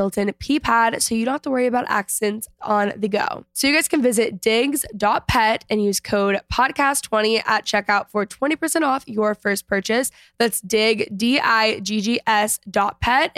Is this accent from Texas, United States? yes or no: yes; McKinney, Texas, United States; I grew up in McKinney